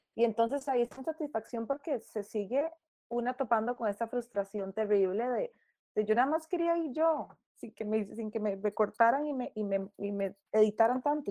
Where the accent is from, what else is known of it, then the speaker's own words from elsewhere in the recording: Costa Rica; En Costa Rica nosotras que somos hijos predilectos de la Virgen de los Ángeles